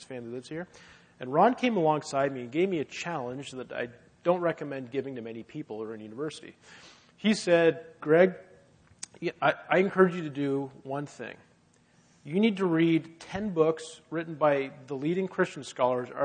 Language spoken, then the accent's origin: English; Halifax, Nova Scotia, Canada; And I grew up in Halifax, but my parents are both from Ottawa originally.